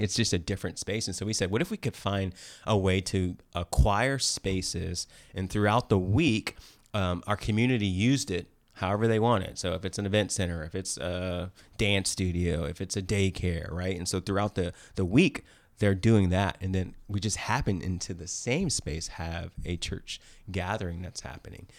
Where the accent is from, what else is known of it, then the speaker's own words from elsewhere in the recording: East Coast, United States; also born or lived in Danville, California; now in Bay Area, United States; I'm actually from the East Coast